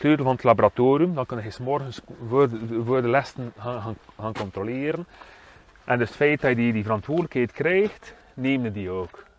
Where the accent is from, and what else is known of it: Waregem, Flanders, Belgium